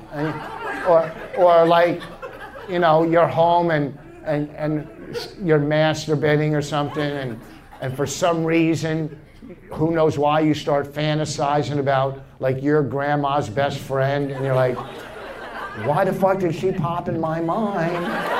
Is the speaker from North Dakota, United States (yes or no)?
no; New Jersey, United States; I'm from Jersey, and I was in Portland a couple weeks ago.